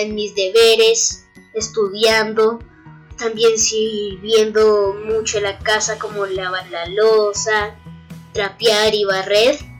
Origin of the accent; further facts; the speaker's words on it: Bogotá, Colombia; soy de Bogotá, Colombia